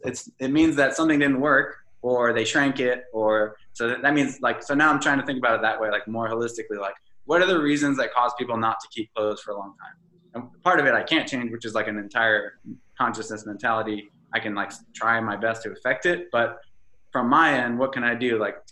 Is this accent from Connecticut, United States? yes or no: yes; Connecticut, United States; I'm from Connecticut, so there was no burritos pre, like... Took a long time to get to the first